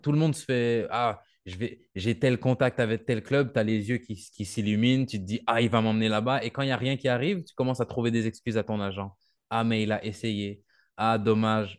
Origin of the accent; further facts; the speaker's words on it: Canada; moved away as an adult; now in France; moi, je viens du Canada